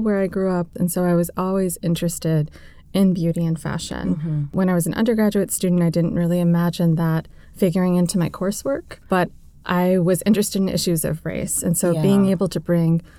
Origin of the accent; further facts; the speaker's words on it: Tennessee, United States; moved away; where I grew up in Tennessee